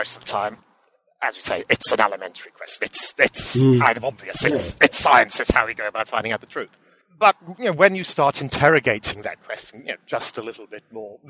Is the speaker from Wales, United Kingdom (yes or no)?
yes; Aberystwyth, Wales, United Kingdom; also born or lived in Cambridge; I was actually born and bred locally. I grew up in Aberystwyth